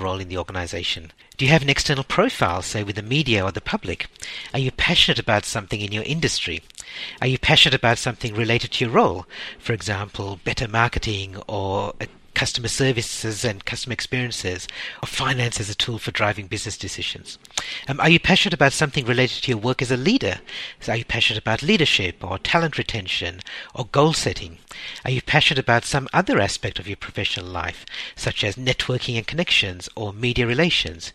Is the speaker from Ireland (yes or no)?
no; Sri Lanka; I was born in Sri Lanka, and growing up, we always spoke English in our household, but there's an occasional smattering of Sinhalese words